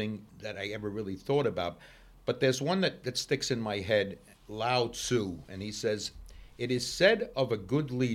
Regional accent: New York City, New York, United States; I grew up in Brooklyn

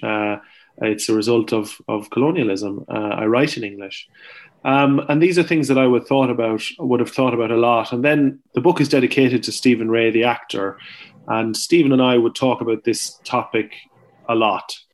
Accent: Ireland; as an Irish person

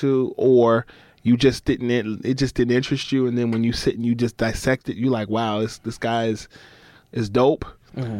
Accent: Newark, New Jersey, United States; also born or lived in Harlem, New York; I was born in Newark, New Jersey. My mom is from Harlem. My dad is from Jersey City, New Jersey. They divorced, so I split time between Harlem and Jersey

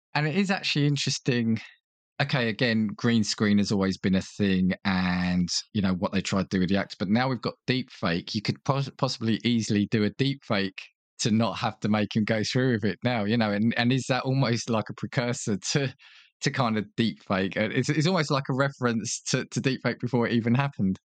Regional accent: United Kingdom; as a British viewer

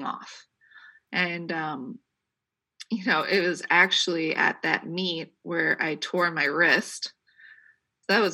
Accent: Troy, United States; people in my hometown, they rented out, you know, they had the Troy High School completely open to the cafeteria

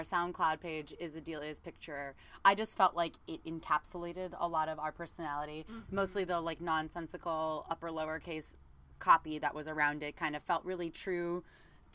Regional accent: Southern California, United States; I was from Southern California

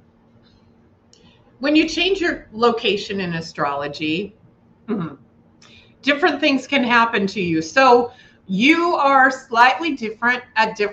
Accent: Billings, Montana, United States; now in Bridger, United States; my hometown of Billings and where I currently live in Bridger

